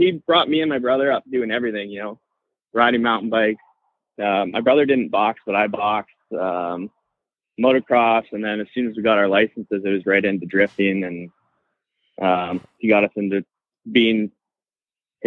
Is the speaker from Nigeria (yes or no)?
no; British Columbia, Canada; I'm from Canada